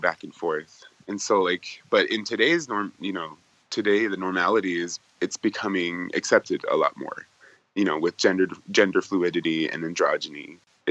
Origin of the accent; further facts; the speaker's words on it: North Dakota, United States; moved away as an adult; now in Los Angeles, United States; I grew up in North Dakota, and that was on the Fort Berthold Reservation.